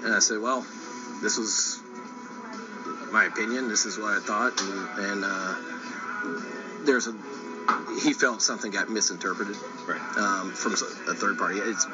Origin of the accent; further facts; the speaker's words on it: Tennessee, United States; now in Minneapolis, United States; I grew up in Tennessee